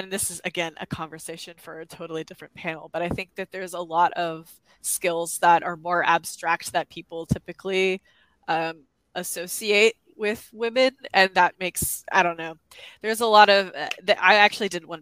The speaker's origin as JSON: {"language": "English", "region": "the South", "country": "United States", "said": "I'm from the South"}